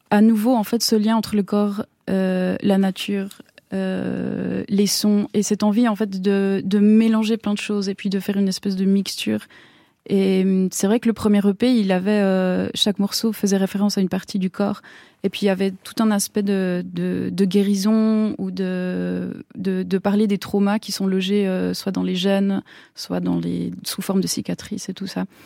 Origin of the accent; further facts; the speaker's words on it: Switzerland; born there; Et moi, je suis née en Suisse, voilà, qui est une une enfance qui est complètement complètement différente.